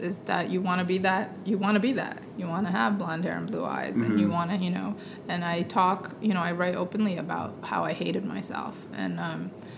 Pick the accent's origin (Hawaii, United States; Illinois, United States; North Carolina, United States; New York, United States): New York, United States; Fairport; I hated growing up in Fairport